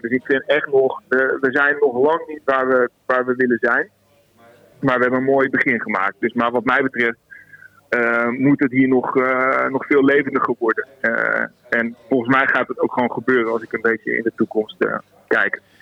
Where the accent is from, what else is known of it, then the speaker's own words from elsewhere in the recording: Zwolle, Overijssel, Netherlands; moved away as an adult; now in Amersfoort, Netherlands; ik ben een blauwvinger, ik kom uit Zwolle.